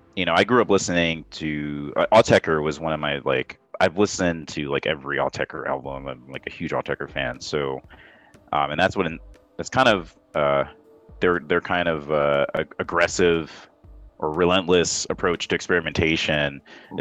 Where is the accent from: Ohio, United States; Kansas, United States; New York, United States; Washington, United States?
New York, United States; New York City; I grew up in New York listening in Queens. That's where I was born